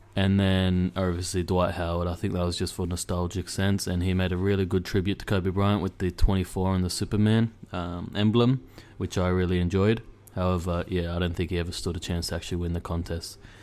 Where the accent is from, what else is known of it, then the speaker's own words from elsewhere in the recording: Australia; I'm from Australia